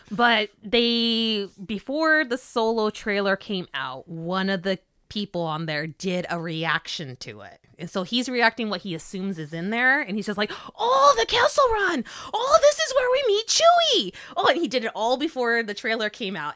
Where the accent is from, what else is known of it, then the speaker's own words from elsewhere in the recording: California, United States; being Californian